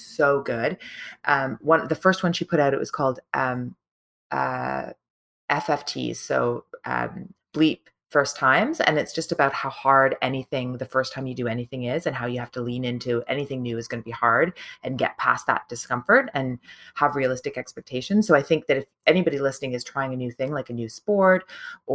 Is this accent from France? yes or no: no; Toronto, Ontario, Canada; my hometown, Toronto